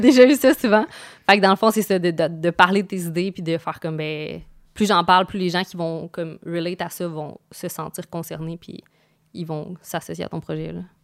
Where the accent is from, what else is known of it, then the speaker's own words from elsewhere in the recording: Quebec, Canada; je viens de Québec